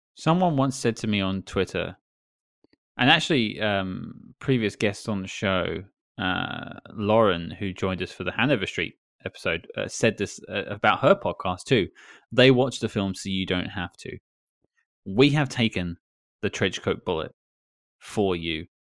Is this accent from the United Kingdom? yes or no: yes; United Kingdom; I'm British